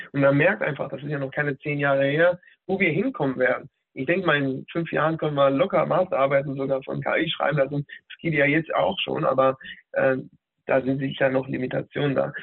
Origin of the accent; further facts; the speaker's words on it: Hanover, Lower Saxony, Germany; moved away as an adult; also born or lived in Berlin; Von dort aus bin ich äh, hier nach Hannover, meiner, ähm, meiner Heimatstadt sozusagen, zurückgekommen